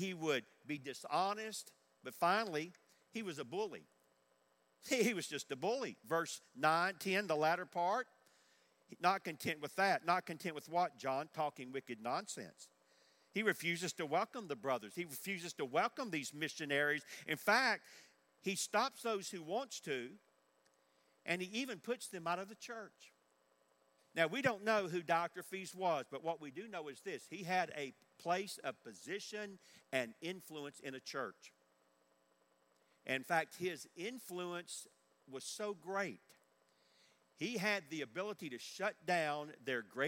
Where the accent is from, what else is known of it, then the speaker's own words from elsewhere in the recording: Forest Park, Georgia, United States; I grew up in Georgia on the other side of Atlanta in Forest Park